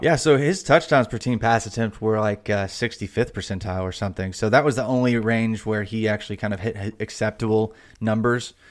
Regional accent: Indiana, United States; I grew up in Indiana and I was a big Reggie Miller fan

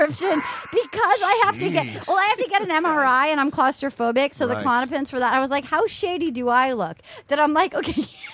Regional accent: Little Compton, Rhode Island, United States; born or raised there; moved away

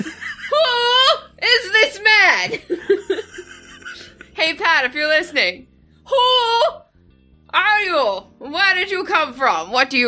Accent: Canada; I'm Canadian.

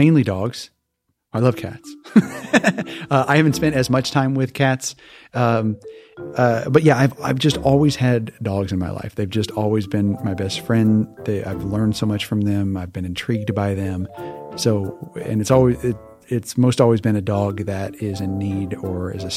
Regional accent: Hawaii, United States; moved away; also born or lived in Missouri; I was born and raised in Hawaii

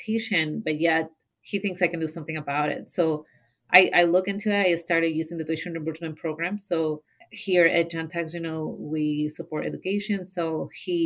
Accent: Mexico; English is a second language; moved away as an adult; now in Zeeland, United States; So I moved to the Ceylon area from Mexico when I was 18 years old.

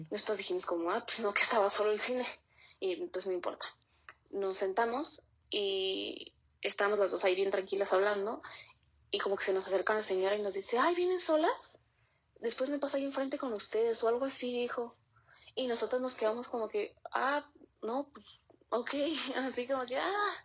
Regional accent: Querétaro, Mexico; soy de Querétaro

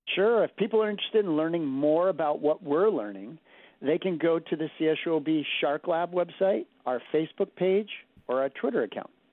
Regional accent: Martha's Vineyard, Massachusetts, United States; moved away; I grew up on Martha's Vineyard, and my whole time growing up there

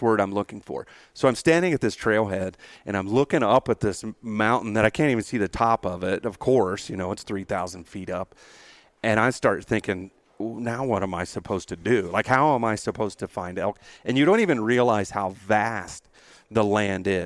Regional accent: San Antonio, Texas, United States; I came out from San Antonio, Texas, mm-hmm. 600 feet elevation, and literally the most mountains that we have is the hill country

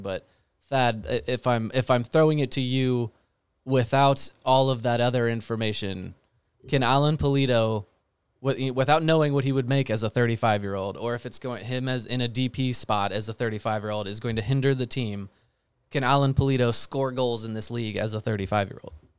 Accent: United States; I'm an American.

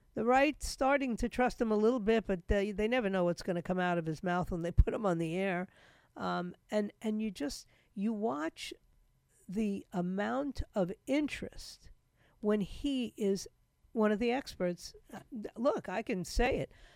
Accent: New York, United States; moved away; I grew up in the biggest city.

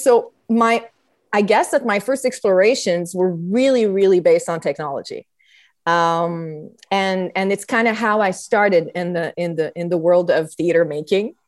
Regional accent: Montreal, Quebec, Canada; I was raised in Montreal

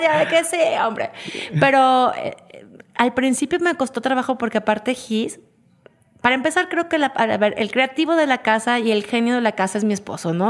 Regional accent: Mexico; quiénes somos los mexicanos

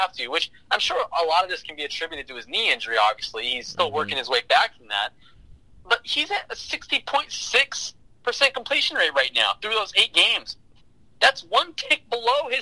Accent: California, United States; I'm from California

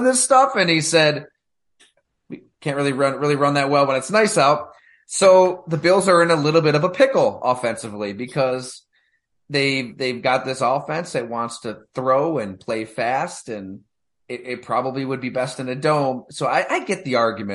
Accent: Salamanca, New York, United States; I am a Salamaica native, technically. So I'm not native, but I'm from Salamaica

